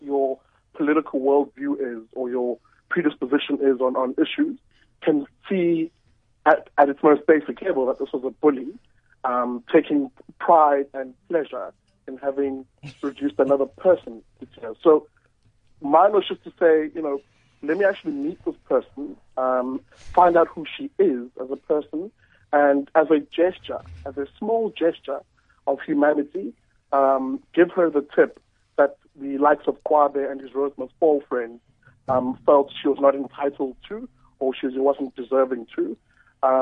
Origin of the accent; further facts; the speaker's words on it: Durban, KwaZulu-Natal, South Africa; moved away as an adult; now in Cape Town, South Africa; I'm from Umlazi, Durban